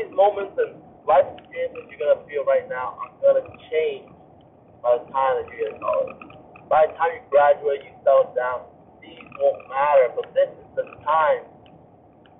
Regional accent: Vietnam; moved away; growing up in Vietnam

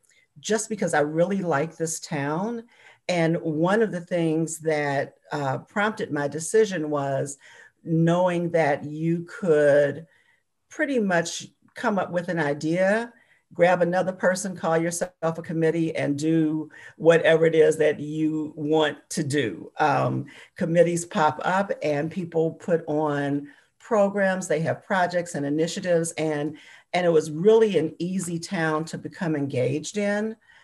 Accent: Chicago, Illinois, United States; moved away as an adult; also born or lived in Arkansas; now in Bloomington, United States; I am originally from Chicago. Well, I was raised in Chicago. I was born in Arkansas, but I was pretty much raised in Chicago. And I came to Bloomington a little over 20 years ago, probably about 22 years ago, as a trailing spouse.

